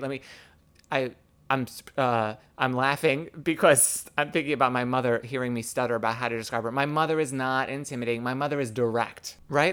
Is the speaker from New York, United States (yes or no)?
yes; New York City, New York, United States; I grew up gay in the New York City public school system